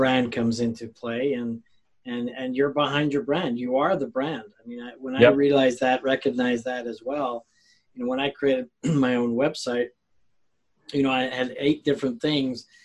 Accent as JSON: {"language": "English", "country": "Mexico", "tie": "born or raised there", "moved": "yes", "said": "I grew up in Mexico"}